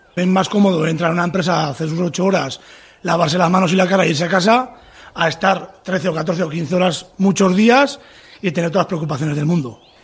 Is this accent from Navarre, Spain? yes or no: yes; Tudela, Navarre, Spain; de Tudela, Navarra, agricultor